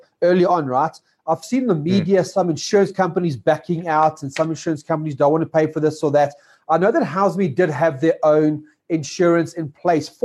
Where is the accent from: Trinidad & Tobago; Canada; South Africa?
South Africa; us as South African landlords, investors, and tenants